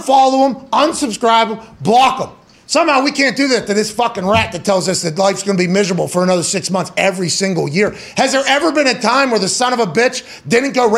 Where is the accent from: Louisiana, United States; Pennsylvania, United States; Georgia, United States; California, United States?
Pennsylvania, United States; moved away; I grew up in Pennsylvania